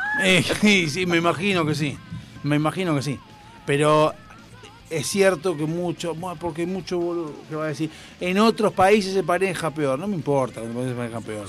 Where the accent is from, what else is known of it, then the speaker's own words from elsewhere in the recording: Argentina; nosotros por cuestión de distancia estamos en el culo del mundo, o sea, somos el país más austral del mundo